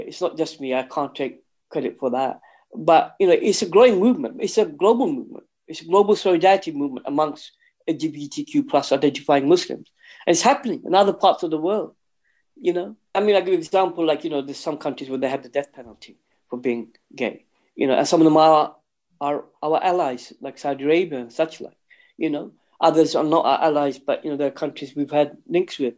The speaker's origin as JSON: {"language": "English", "town": "Luton", "region": "East of England", "country": "United Kingdom", "tie": "born or raised there", "said": "I was born and bred in Luton"}